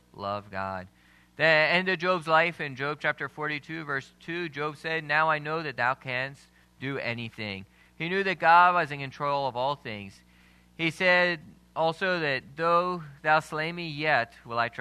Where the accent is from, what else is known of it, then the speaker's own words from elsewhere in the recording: Lancaster County, Pennsylvania, United States; moved away as an adult; now in Papua New Guinea; I never thought I'd be a missionary in Papua New Guinea when I grew up in Lancaster County, Pennsylvania, farming.